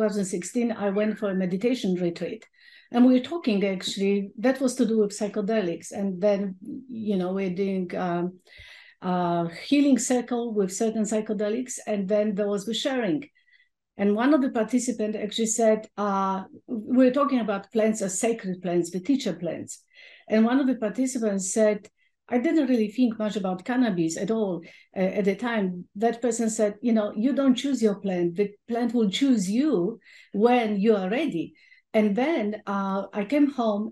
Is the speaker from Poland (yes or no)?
yes; Poland; moved away; as a teenager growing up in Poland.